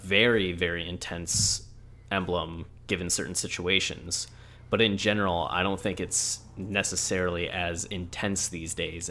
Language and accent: English; the South, United States; look, I'm from the South.